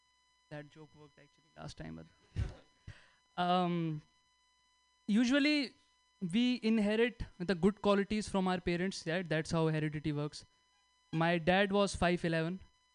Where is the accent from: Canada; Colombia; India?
India; moved away as an adult; now in United States; I am from India